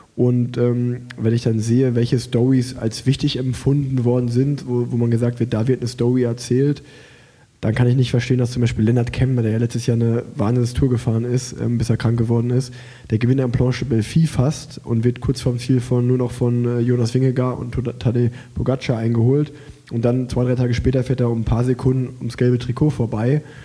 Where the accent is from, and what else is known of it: Unna, North Rhine-Westphalia, Germany; born or raised there; moved away